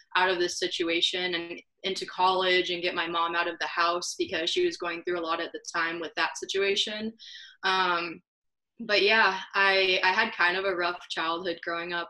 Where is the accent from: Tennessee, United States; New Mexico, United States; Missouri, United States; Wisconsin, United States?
Missouri, United States; Columbia; now in Kansas City, United States; I grew up in Columbia, Missouri, which is two hours away from here, way smaller